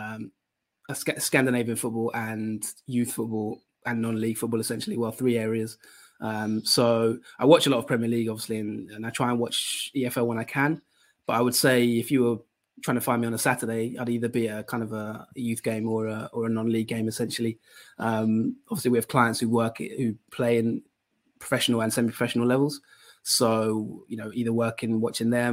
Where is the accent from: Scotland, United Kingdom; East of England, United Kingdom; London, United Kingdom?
East of England, United Kingdom; Colchester; Colchester is my hometown team